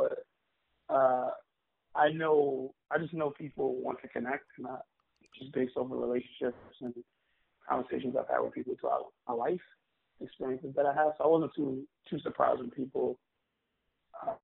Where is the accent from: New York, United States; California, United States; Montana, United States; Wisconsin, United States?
New York, United States; New York City; also born or lived in Staten Island; I'm born and raised in Brooklyn. I grew up in East Flatbush.